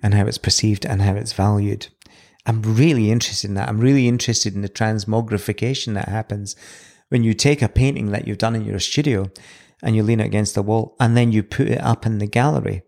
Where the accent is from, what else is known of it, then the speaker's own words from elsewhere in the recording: Edinburgh, Scotland, United Kingdom; now in New Zealand; So I was born in Edinburgh in nineteen seventy.